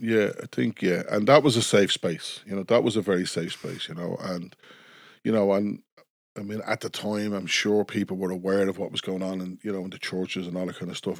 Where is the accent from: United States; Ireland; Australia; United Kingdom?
Ireland; Dublin, Leinster; I was, uh, born and raised in Coolock